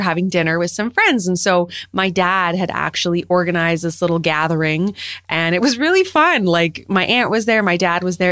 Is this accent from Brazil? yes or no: no; Canada; as a Canadian with all of these seasons